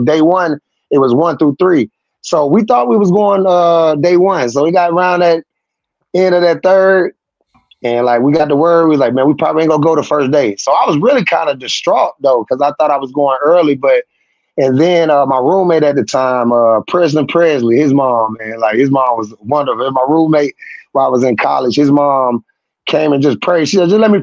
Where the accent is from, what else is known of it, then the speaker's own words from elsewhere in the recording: Tuscaloosa, Alabama, United States; my hometown